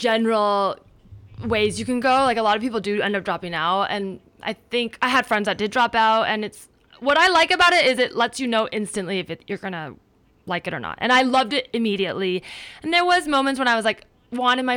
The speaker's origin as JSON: {"language": "English", "town": "Palo Alto", "region": "California", "country": "United States", "tie": "born or raised there", "also_born_or_lived": "New York", "moved": "as an adult", "lives_now": "Los Angeles, United States", "said": "I grew up in the Bay Area. My parents met at Stanford, so like Palo Alto, and then grew up there"}